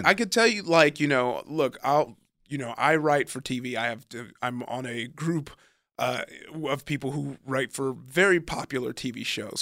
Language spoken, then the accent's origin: English; Compton, California, United States; also born or lived in Downey, California / Long Beach, California / Nigeria (ancestry); I grew up in Compton, California, was in Downey to go to high school, but I lived in Compton till about, I was, like, in ninth grade